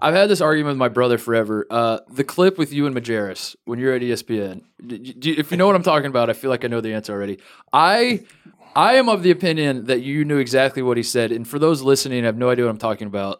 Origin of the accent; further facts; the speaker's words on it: Indiana, United States; growing up in Indiana